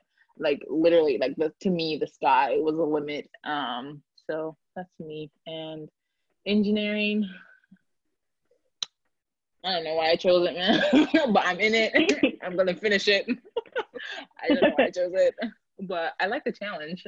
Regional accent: Jamaica; also born or lived in Philadelphia, Pennsylvania; now in United States; I grew up in Jamaica

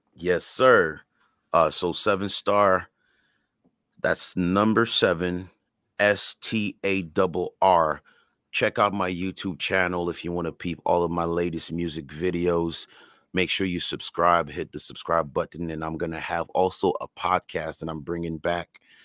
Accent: Canada; first language French and Creole; English is a second language

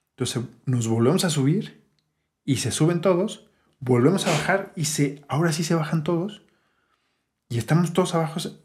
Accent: Mexico City, Mexico; Siendo chilangos

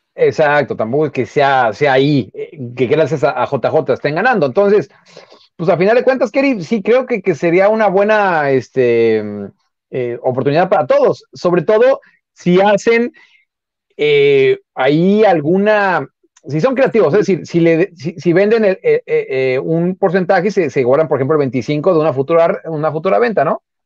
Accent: Mexico; nosotros, como mexicanos

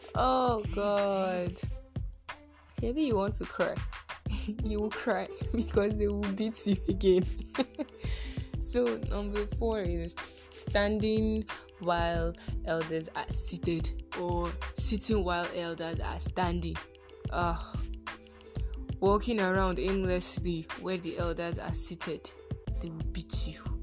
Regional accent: Nigeria; As Nigerian children

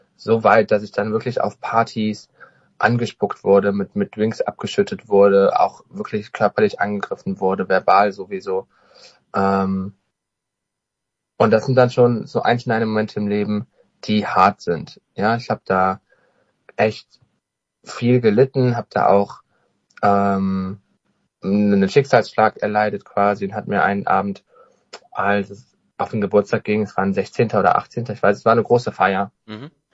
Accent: Alsdorf, North Rhine-Westphalia, Germany; moved away as an adult; also born or lived in Cyprus; now in Cologne, Germany; ich komme ganz gebürtig aus Alsdorf, aus einem Dorf bei Alsdorf, einem ganz kleinen Dorf. Das liegt ungefähr bei Aachen

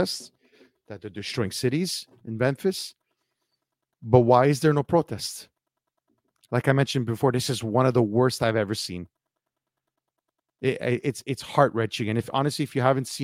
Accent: Montreal, Quebec, Canada; I come from Montreal, Quebec

